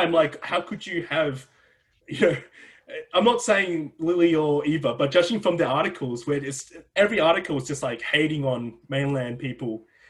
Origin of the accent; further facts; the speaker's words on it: Australia; moved away; also born or lived in Beijing, China; because I'm from Australia